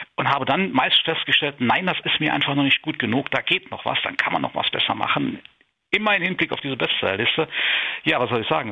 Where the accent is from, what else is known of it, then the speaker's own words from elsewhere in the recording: Saarburg, Rhineland-Palatinate, Germany; hier in Saarburg, in meiner Heimat